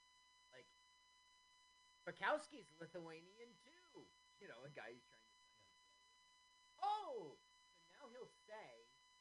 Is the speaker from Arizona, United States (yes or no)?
yes; Phoenix, Arizona, United States; I grew up in Phoenix.